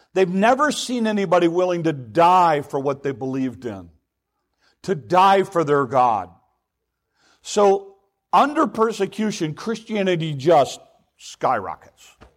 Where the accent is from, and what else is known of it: United States